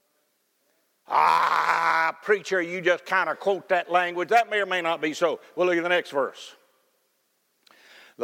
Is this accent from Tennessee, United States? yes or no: yes; Cookeville, Tennessee, United States; when I was growing up in Cookeville, Tennessee